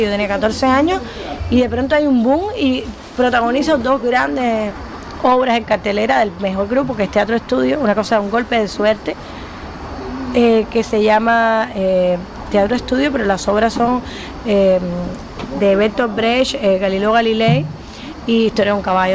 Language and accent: Spanish; Cuba; los escritores cubanos no tenemos país